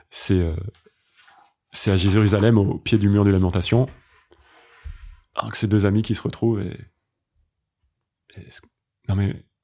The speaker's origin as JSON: {"language": "French", "town": "Paris", "region": "Île-de-France", "country": "France", "said": "je suis un garçon, euh, je suis parisien, je suis professeur de yoga, je suis français, je suis."}